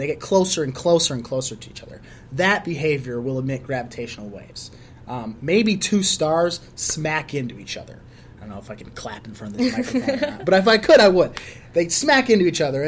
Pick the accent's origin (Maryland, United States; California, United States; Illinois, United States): Illinois, United States; Chicago; I was born and raised in Chicago